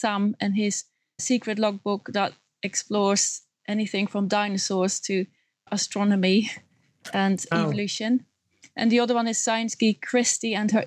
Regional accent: Netherlands; moved away as an adult; now in United Kingdom; When I grew up in the Netherlands

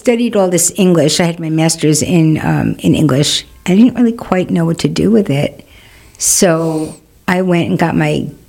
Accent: New York City, New York, United States; also born or lived in Burlington, Vermont / Manhattan, New York; I grew up in Queens.

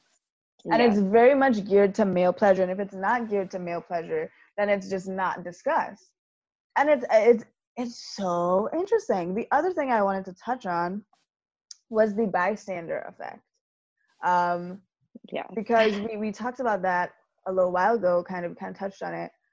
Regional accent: Trinidad & Tobago; being Trinidadian

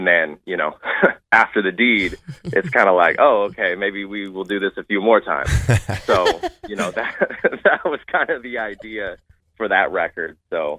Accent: Seattle, Washington, United States; now in Los Angeles, United States; I'm from Seattle, Washington area

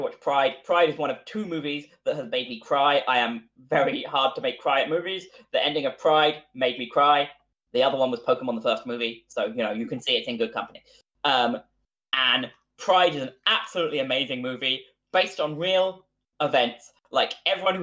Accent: Welsh, Wales, United Kingdom; I'm also Welsh

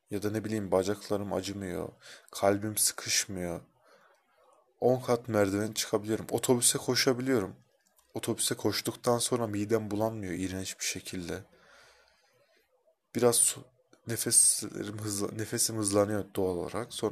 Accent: Kayseri, Kayseri Province, Turkey; Kayserliyim. Ruhum Helsinkili ama Kayseri'ye hapsolmuş bedenim. İlginçtir ki çıkamıyorum da.

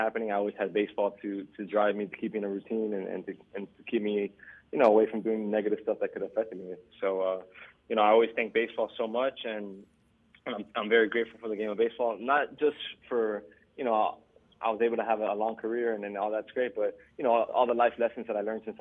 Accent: Miami, Florida, United States; my friends that I grew up with here in Miami

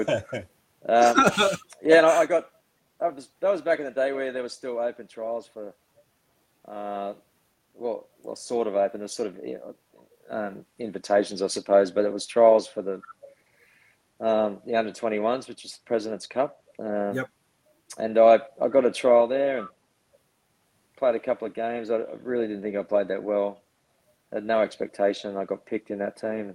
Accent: Sydney, New South Wales, Australia; I grew up on the northern beaches of Sydney in the Manly area.

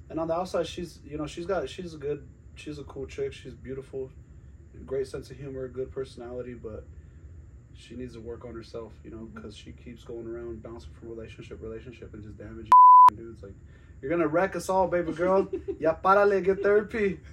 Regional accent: Glenwood Springs, Colorado, United States; now in Greeley, United States; I'm originally from the Western Slope. Glenwood Springs

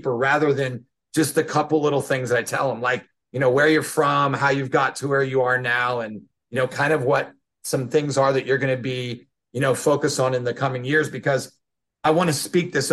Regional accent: Lancaster, Ohio, United States; he was the pastor of a church in my hometown of Lancaster, Ohio

